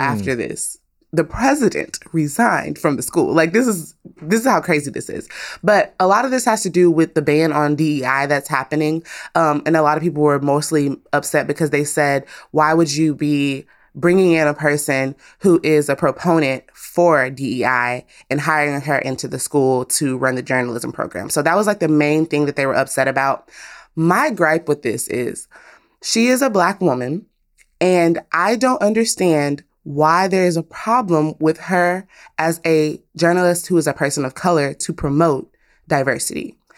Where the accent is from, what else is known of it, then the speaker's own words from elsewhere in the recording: Texas, United States; as a Texan